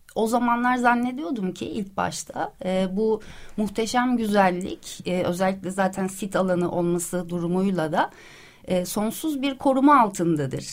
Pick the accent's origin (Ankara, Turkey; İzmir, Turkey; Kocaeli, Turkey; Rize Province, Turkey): Ankara, Turkey; also born or lived in Istanbul; now in Princes' Islands, Turkey; ben Ankaralıyım, çok severim şehrimi